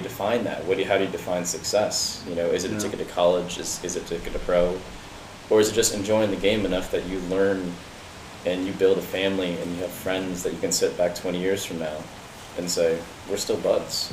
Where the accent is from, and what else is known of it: United States